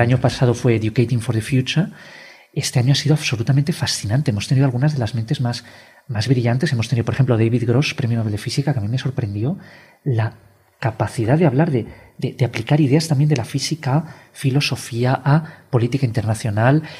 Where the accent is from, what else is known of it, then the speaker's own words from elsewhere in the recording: Spain; como somos españoles